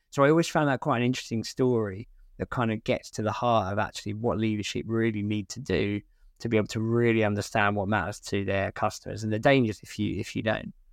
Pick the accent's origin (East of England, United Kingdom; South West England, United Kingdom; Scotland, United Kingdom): East of England, United Kingdom; Essex; moved away; I'm from Essex originally